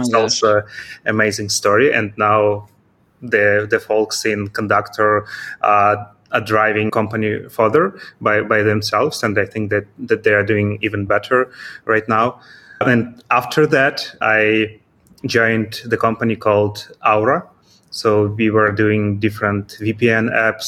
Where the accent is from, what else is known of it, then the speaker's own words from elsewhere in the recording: Kyiv, Ukraine; moved away as an adult; now in Vinnytsia, Ukraine; It's about 200 kilometers from my native city. It's Kyiv